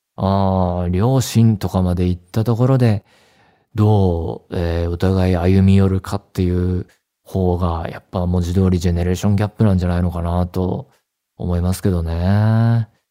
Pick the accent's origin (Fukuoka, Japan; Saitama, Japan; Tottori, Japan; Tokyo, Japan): Saitama, Japan; 地元が埼玉県で、で、高校が東京だったので